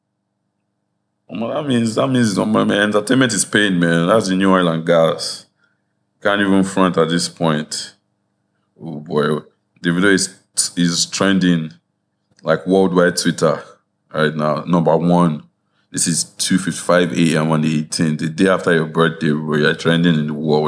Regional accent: Nigeria; we're Nigerian people

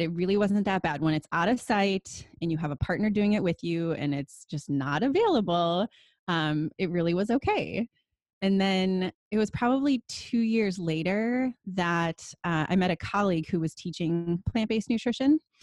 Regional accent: Wisconsin, United States; moved away as an adult; now in California, United States; I grew up in Wisconsin, and my grandpa was a dairy farmer

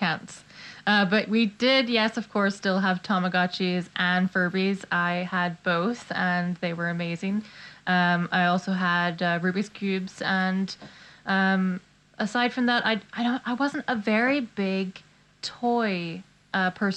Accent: Magherafelt, Northern Ireland, United Kingdom; also born or lived in Cyprus; growing up in the very small town of Mockerfelt in Northern Ireland during the 90s

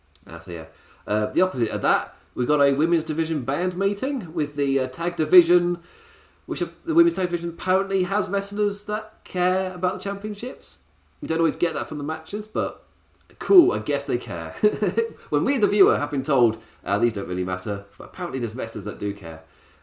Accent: Ireland; Oh, I'm from Ireland.

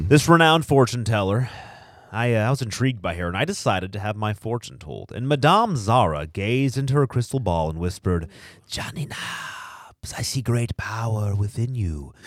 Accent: Harmony, California, United States; I grew up in Harmony

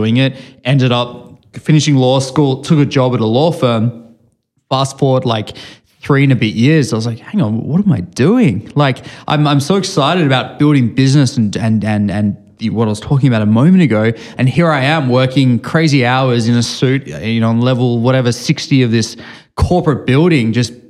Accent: Sydney, New South Wales, Australia; moved away as an adult; now in Bay Area, United States; I grew up in Sydney, Australia. I've spent my whole life there

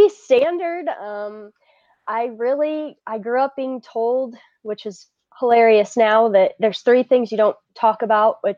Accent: Midwest, United States; I am very Midwestern

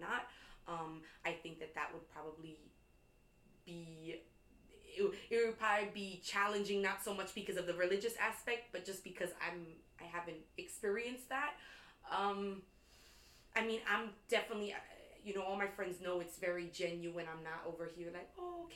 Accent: New York, United States; growing up in New York

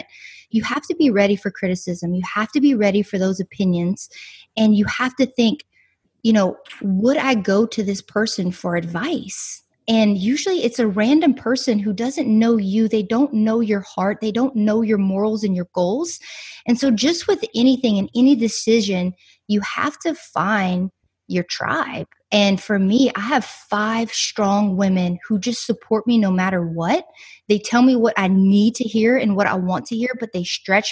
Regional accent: South Louisiana, United States; I'm from South Louisiana. So like Cajun country, swamp people

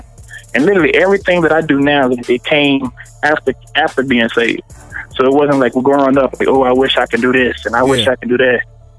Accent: St. Louis, Missouri, United States; I'm born and raised in St. Louis.

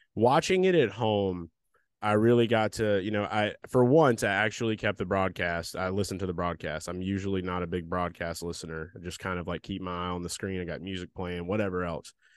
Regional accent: the South, United States; we grew up in the South around a shit ton of rednecks

